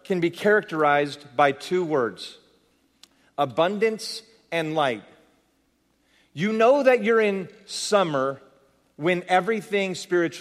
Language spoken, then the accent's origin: English; San Jose, California, United States; I'm from San Jose, California